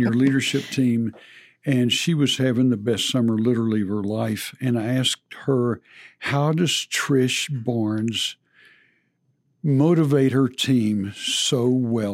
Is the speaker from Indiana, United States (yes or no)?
no; Texas, United States; as a Texan